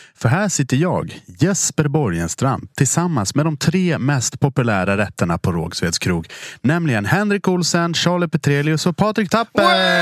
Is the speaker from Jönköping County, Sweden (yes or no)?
no; Dalarna County, Sweden; moved away; also born or lived in Stockholm; jag är från Dalarna då från början